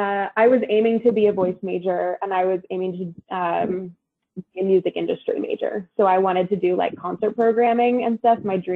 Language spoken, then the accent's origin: English; Fairfax, Virginia, United States; also born or lived in Harrisonburg, Virginia; So I grew up in Fairfax, Virginia, which for anyone who doesn't know where headquarters is very close to headquarters. So I know the area well. And then I went to James Madison University in Harrisonburg, Virginia